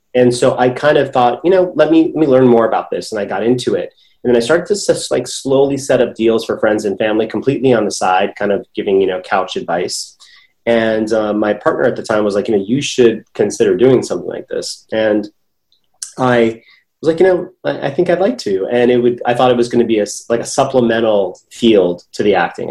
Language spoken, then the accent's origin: English; San Francisco, California, United States; moved away as an adult; now in Los Angeles, United States; I grew up in San Francisco, but my okay. family is uh, is from India and Pakistan